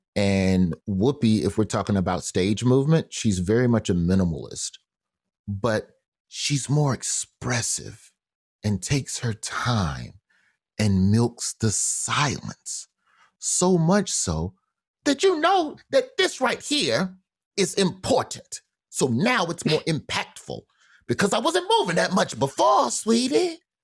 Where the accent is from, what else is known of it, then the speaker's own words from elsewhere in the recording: Birmingham, Alabama, United States; also born or lived in Memphis; Birmingham, which is where I grew up